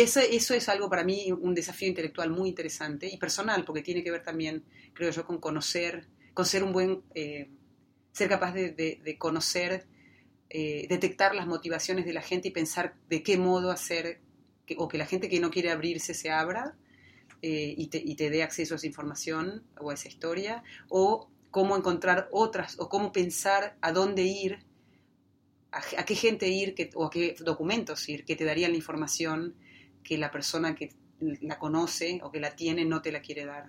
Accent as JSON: {"language": "Spanish", "region": "Neuquén", "country": "Argentina", "tie": "born or raised there", "said": "cuando yo era chica, eh, creciendo en la Patagonia"}